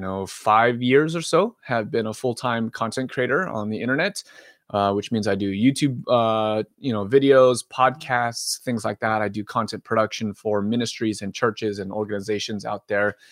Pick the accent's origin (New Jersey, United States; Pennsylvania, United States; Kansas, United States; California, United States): California, United States; Southern; moved away as an adult; also born or lived in Philadelphia; now in Oregon, United States; was born and raised in Southern California